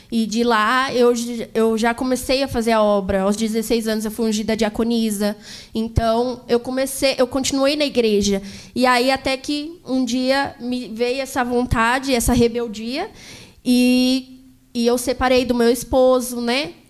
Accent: Jacareí, São Paulo, Brazil; also born or lived in Santa Isabel; Eu sou de Jacareí, certo. né? Mas eu morava lá para Santa Isabel.

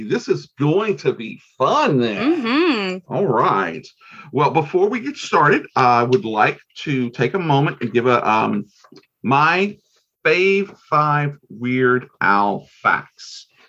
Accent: Nigeria; I'm Nigerian.

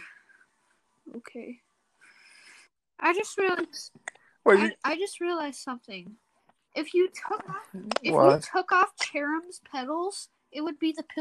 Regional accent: Minnesota, United States; I'm from Minnesota

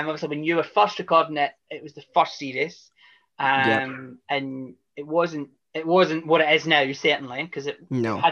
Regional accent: Scotland, United Kingdom; I'm Scottish

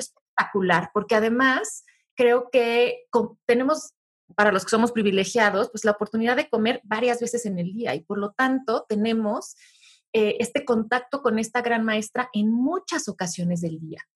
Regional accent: Mexico; yo como mexicano

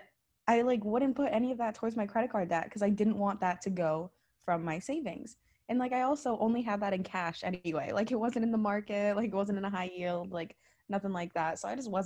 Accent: Naples, Florida, United States; now in Miami, United States; I'm from Naples, Florida, and I'm also Filipino

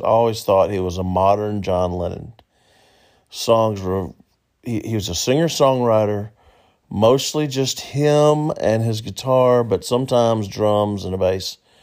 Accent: the South, United States; I say y'all a lot, it's 'cause I'm from the South, and I live in the South

